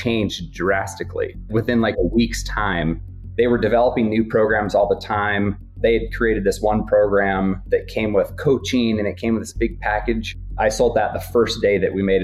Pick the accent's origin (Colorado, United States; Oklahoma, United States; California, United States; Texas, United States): Colorado, United States; Steamboat Springs; moved away; also born or lived in East Coast; I'm originally from Steamboat Springs. It was fun landing at my home airport to visit some family